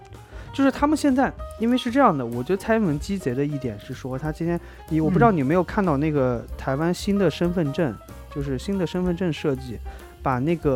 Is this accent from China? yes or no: yes; China; 我们作为中国人来说